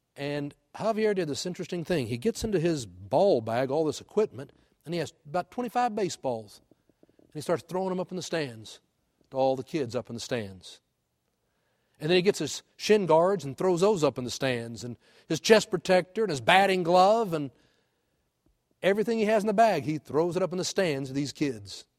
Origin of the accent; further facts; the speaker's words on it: Houston, Texas, United States; moved away; I grew up in Houston